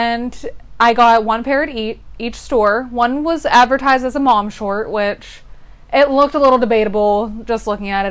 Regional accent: United States; we're American as fuck

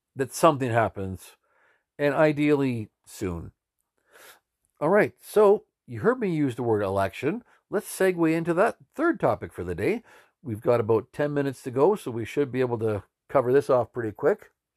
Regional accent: Canada; we're Canadian citizens

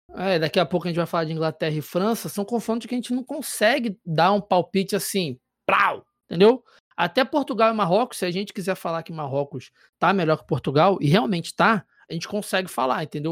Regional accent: Brazil; enquanto brasileiro

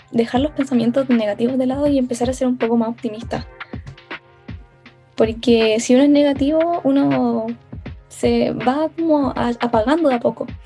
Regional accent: Puente Alto, Santiago Metropolitan Region, Chile; Eh, yo soy de Santiago, de la comuna de Puente Alto.

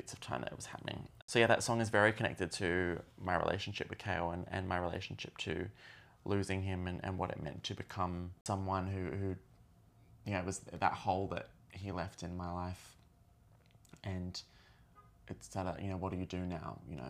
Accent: Australia; being Australian, this song had a real connection to our history of the Stolen Generation

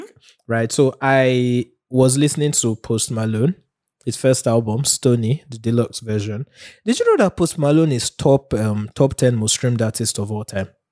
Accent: Nigeria; being a Nigerian

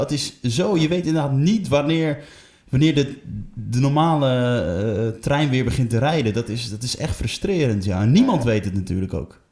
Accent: Emmen, Drenthe, Netherlands; ik kom zelf uit Emmen

